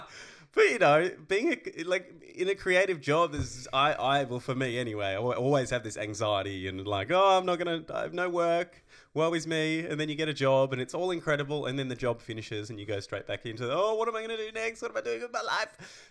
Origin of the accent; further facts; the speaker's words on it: Tasmania, Australia; moved away as an adult; now in Melbourne, Australia; I've never lived out of Tassie